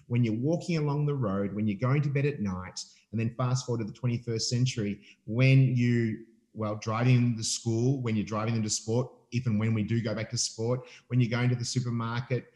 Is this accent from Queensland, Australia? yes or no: no; Melbourne, Victoria, Australia; I'm from Melbourne